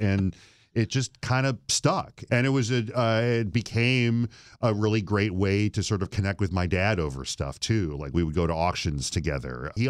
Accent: Flint, Michigan, United States; when you're a kid growing up in Flint, like everybody's got new cars every 2 or 3 years and everybody works in the industry

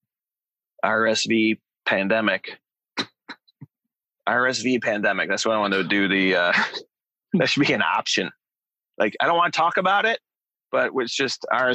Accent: Chicago, Illinois, United States; I'm from Chicago

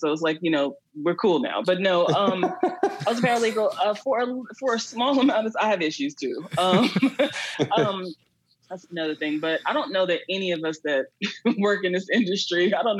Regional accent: Queens, New York, United States; also born or lived in Texas; I'm originally from Queens, but my dad lived in Texas, and I was raised between Texas and New York, between him, my mom, and my dad.

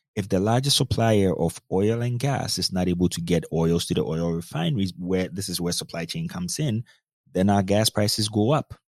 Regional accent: Ghana; moved away as an adult; also born or lived in North Dakota, United States; I grew up in Ghana, West Africa. Spent a lot of my time in Ghana. Went to the high school, I mean, everything up until high school in Ghana

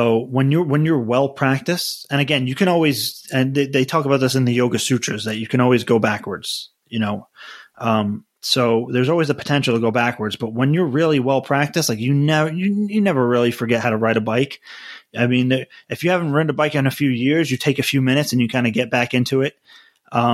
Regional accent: United States; I'm an American

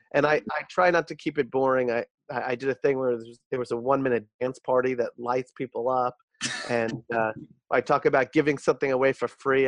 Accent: New York, United States; I uh, was born and bred in New York. I'm a New Yorker my whole life

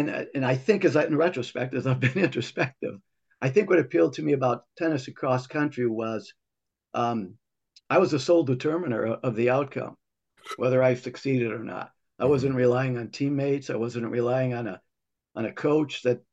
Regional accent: Toledo, Ohio, United States; born or raised there

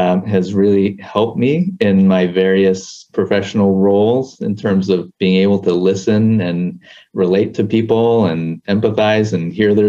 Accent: Culver City, California, United States; also born or lived in Los Angeles, California; Born and raised in Southern California, initially around the MacArthur Park area, west of downtown, but most of my schooling and junior or senior high school was all in Culver City

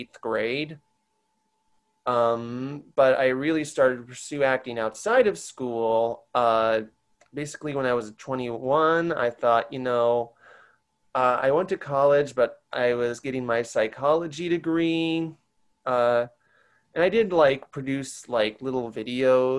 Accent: Long Island, New York, United States; also born or lived in New Orleans / Micronesia; I moved to Long Island in 98 because my mom's parents were struggling

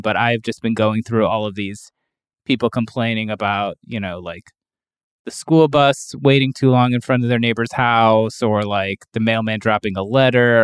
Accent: Cleveland, Ohio, United States; also born or lived in Brooklyn, New York; now in Western Massachusetts, United States; from Cleveland originally

